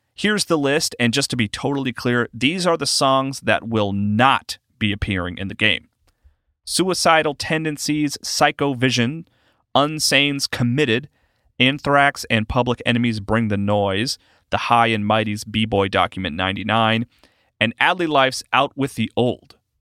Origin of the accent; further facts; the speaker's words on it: South Carolina, United States; I'm from South Carolina